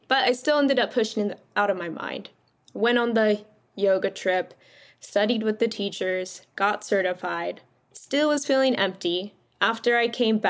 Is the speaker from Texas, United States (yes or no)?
no; California, United States; I grew up in California my whole life